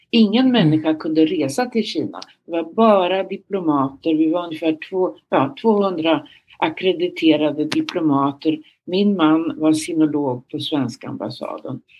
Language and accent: Swedish; Örebro, Örebro County, Sweden; Jag växte upp i Närke i Örebro, men man brukar säga jag har ingen Närke-dialekt kvar i Viby.